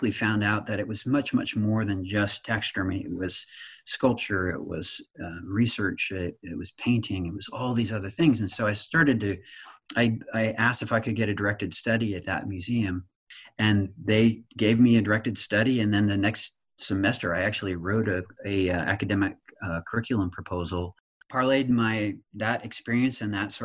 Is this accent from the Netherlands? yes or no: no; Nebraska, United States; I was raised in Nebraska